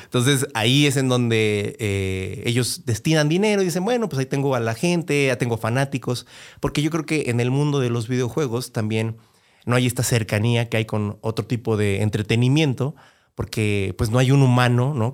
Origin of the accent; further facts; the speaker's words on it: Mexico; en México yo creo que, y porque eso a mí me pasó a mí, y después lo veía con más compañeros en la escuela y conforme fui creciendo